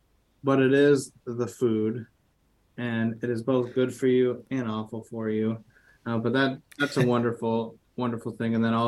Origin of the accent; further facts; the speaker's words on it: Midwest, United States; accent: Midwestern; You know, my Midwestern accent really gives away to Shakespeare